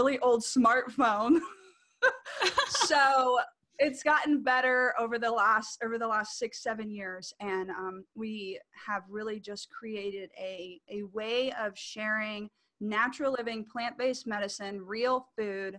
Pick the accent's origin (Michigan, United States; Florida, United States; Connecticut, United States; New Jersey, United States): Florida, United States; Orlando; I'm from Orlando, Florida